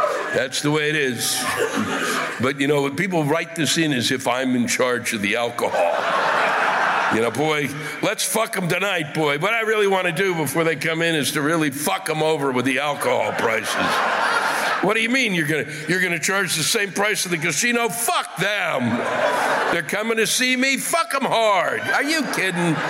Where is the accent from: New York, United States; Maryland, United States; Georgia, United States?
Maryland, United States; the state I was born in, Maryland